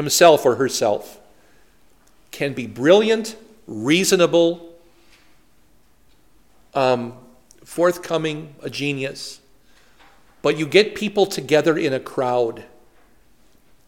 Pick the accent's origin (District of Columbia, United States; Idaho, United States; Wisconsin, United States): Wisconsin, United States; Poynette; now in New Ulm, United States; We had them in my hometown